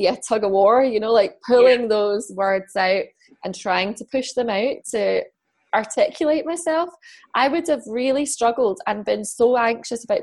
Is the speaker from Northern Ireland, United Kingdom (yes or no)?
no; Scotland, United Kingdom; also born or lived in London / Fife; now in Edinburgh, United Kingdom; I moved away from London. I moved back to Scotland.